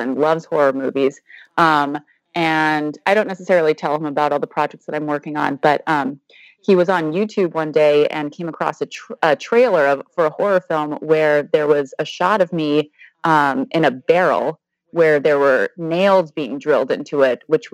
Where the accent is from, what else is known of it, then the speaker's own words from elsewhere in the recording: Kailua, Hawaii, United States; also born or lived in Honolulu, Hawaii; now in Los Angeles, United States; My hometown in Hawaii is magical. It's a beach town on the east side of the island of Oahu. It's known for its pristine beaches. I grew up there.